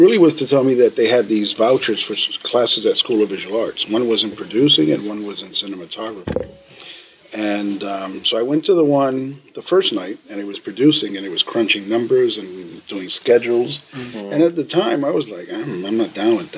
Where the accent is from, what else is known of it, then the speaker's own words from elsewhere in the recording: New York City, New York, United States; also born or lived in Lower East Side, Manhattan; my mother moved up to the South Bronx probably when I was about a year old